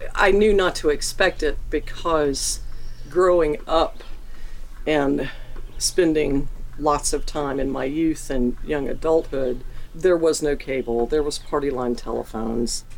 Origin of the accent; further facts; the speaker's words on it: Atlanta, Georgia, United States; moved away as an adult; also born or lived in Maitland, West Virginia; now in Mingo County, United States; I was born and raised in Atlanta.